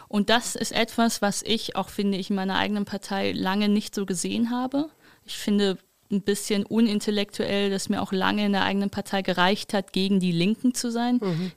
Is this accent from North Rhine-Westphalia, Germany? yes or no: yes; Wuppertal, North Rhine-Westphalia, Germany; Ich komme ja aus Wuppertal, das heißt, ich komme aus diesem alten christlich-demokratischen Arbeitnehmerschaftsland